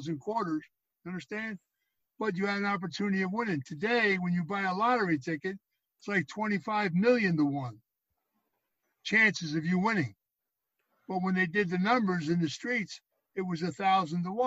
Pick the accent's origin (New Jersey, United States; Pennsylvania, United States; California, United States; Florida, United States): Pennsylvania, United States; Philadelphia; I was raised in Philadelphia in a row home.